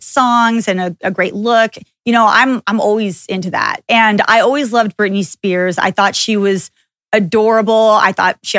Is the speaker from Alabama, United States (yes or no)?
no; Texas, United States; I grew up in Texas